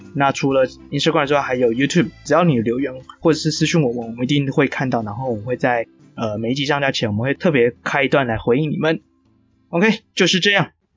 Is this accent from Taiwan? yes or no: yes; Taiwan; 我们这个团队，呃，大家都是台湾人